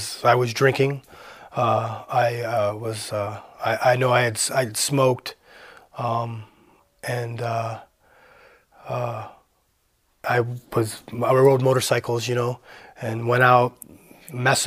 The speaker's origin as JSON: {"language": "English", "town": "Parma", "region": "Ohio", "country": "United States", "tie": "born or raised there", "also_born_or_lived": "Cleveland, Ohio", "said": "I was born in Cleveland. I grew up in Parma, Ohio"}